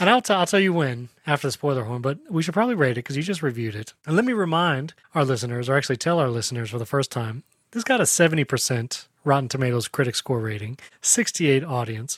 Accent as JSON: {"language": "English", "town": "Lakeland", "region": "Florida", "country": "United States", "tie": "born or raised there", "said": "here in Lakeland, Florida, my hometown"}